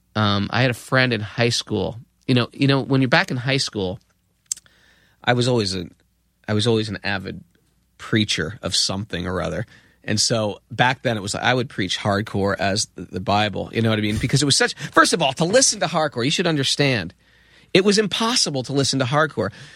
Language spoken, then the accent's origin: English; Danbury, Connecticut, United States; also born or lived in New York; I was from Connecticut